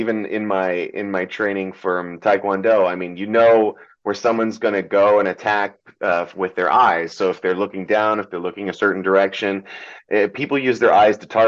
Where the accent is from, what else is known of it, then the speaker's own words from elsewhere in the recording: California, United States; English is a second language; also born or lived in Metternich, Germany / Fürth, Germany / Nuremberg, Germany / Orlando, Florida; from Orlando we moved to California, and I've been here ever since